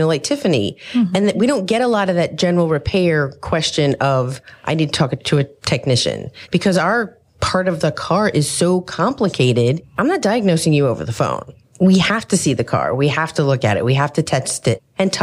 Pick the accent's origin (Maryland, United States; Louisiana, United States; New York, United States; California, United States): New York, United States; Long Island; moved away as an adult; now in Raleigh, United States; I was adamant about leaving New York because we grew up in New York